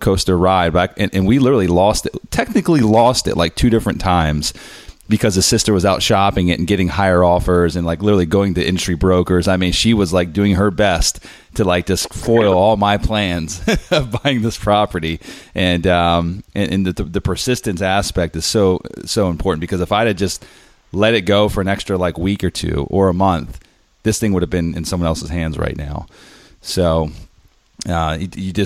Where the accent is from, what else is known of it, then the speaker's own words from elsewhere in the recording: Harrisburg, Pennsylvania, United States; my hometown, Harrisburg, Pennsylvania